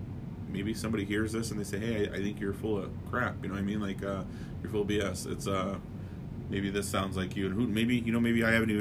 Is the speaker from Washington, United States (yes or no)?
no; Palm Springs, California, United States; born there; also born or lived in Beaumont, Texas; now in Des Moines, United States; Like I said, I was born in Palm Springs, California. For whatever reason, we moved to Des Moines, Iowa. And that's where I'm at now.